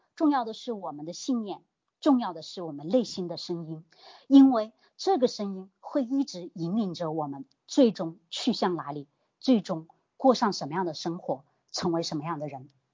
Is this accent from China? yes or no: yes; Hunan, China; 你说我们这吃辣椒长大的湖南人，你让我讲话慢一点真的太难了